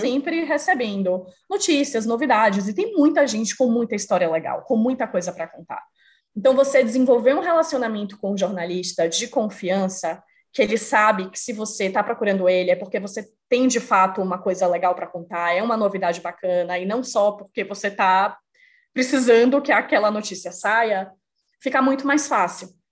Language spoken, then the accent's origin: Portuguese; Salvador, Bahia, Brazil; moved away as an adult; now in São Paulo, Brazil; Sou brasileira, moro em São Paulo, apesar de ser baiana de Salvador, mas moro em São Paulo há quase sete anos já